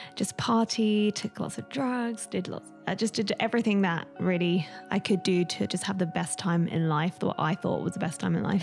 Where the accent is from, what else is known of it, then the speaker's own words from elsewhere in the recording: London, United Kingdom; I was raised in London, um, in a single parent home